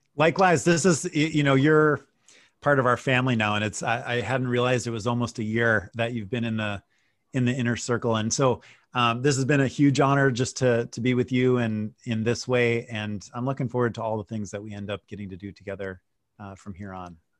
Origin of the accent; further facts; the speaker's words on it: Wisconsin, United States; moved away; I grew up in Wisconsin.